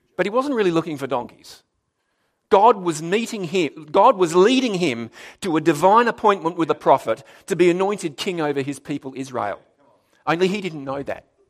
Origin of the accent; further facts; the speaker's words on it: Darwin, Northern Territory, Australia; moved away; also born or lived in South Australia; I was born in Darwin, actually, so it was kind of back home to me